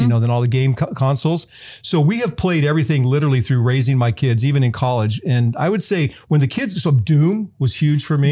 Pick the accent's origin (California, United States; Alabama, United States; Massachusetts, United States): California, United States; Southern; I'm from Southern California. I grew up eating street tacos